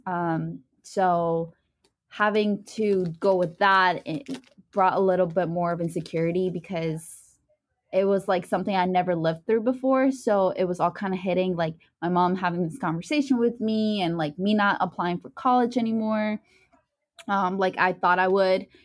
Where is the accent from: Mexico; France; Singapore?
Mexico; León, Guanajuato; now in United States; Soy de, uh, León, Guanajuato